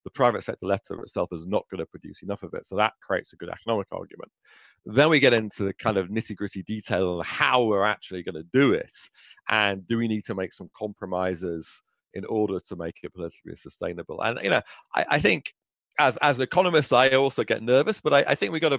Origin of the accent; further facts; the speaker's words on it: United Kingdom; moved away; in my own home country, you know, where I was born in Britain.